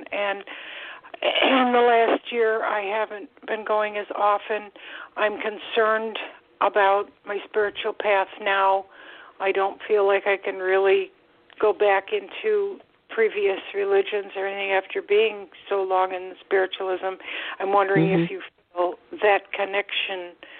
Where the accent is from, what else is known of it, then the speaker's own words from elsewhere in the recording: Buffalo, New York, United States; now in Florida, United States; I'm calling from Florida. And I grew up in Buffalo